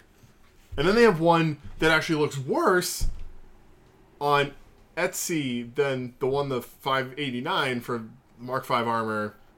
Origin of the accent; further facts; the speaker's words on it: England, United Kingdom; I'm English, so you guys probably hate me.